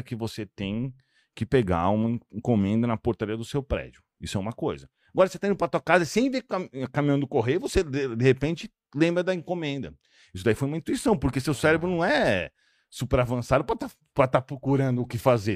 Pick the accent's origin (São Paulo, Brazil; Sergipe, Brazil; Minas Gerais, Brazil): São Paulo, Brazil; now in Monaco; Eu sou de São Paulo, né? Eu moro hoje em Monaco